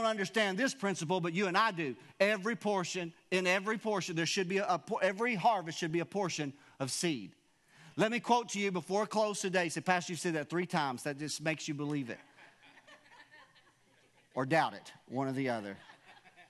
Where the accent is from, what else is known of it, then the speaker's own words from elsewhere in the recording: Wilburn, United States; I'm from Wilburn